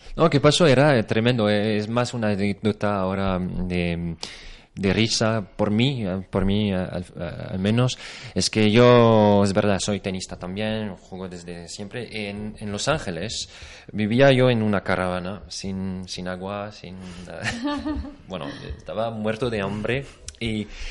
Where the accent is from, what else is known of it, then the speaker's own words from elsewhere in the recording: France; Spanish is a second language; now in Spain; soy francés